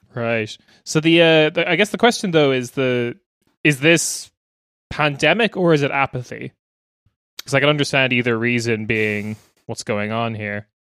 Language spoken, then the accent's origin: English; Ireland; also born or lived in Black Forest, Germany; now in Germany; as an Irish person not living in Ireland